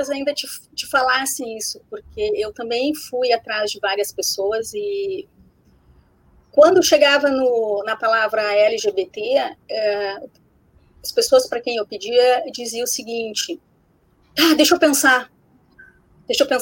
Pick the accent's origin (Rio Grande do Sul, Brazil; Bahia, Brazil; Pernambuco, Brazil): Rio Grande do Sul, Brazil; Porto Alegre; imagina a gente está no Sul, a gente é de Porto Alegre.